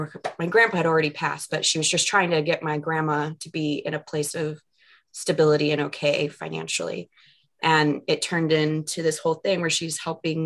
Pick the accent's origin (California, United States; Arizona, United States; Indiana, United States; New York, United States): Arizona, United States; Mesa; the neighborhood that I grew up in Mesa